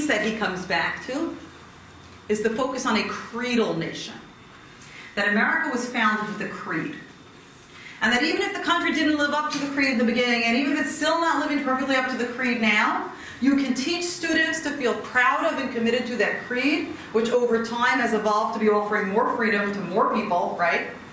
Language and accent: English; United States; as an American, as an American Jewish community